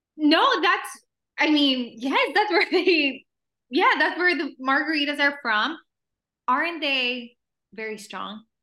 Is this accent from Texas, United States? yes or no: yes; El Paso, Texas, United States; first language Spanish; English is a second language; moved away as an adult; also born or lived in Ciudad Juárez, Chihuahua, Mexico; now in Los Angeles, United States; I'm from from like a small city, El Paso, Texas, and South Juarez, Chihuahua, mm-hmm. um, Spanish is my first language